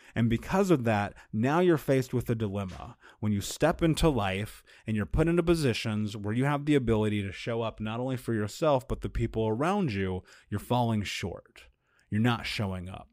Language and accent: English; United States